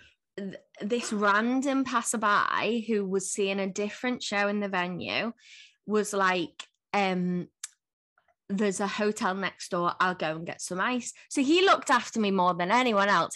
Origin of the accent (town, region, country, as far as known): Liverpool, North West England, United Kingdom